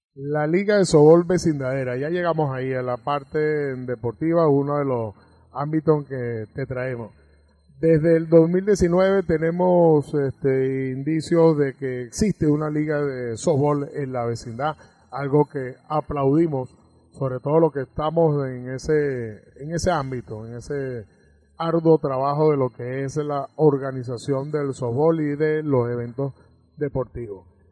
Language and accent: Spanish; Caracas, Capital District, Venezuela; now in Margarita Island, Venezuela; nacimos en la maternidad Concepción Palacio